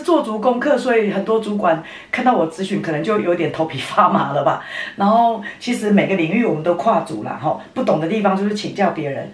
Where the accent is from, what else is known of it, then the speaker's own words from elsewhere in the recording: Nantou City, Nantou County, Taiwan; 我在南投市长大没有离开过，所有的选民服务，所有的，的工作都在这里，我都把南投市当成自己的家一样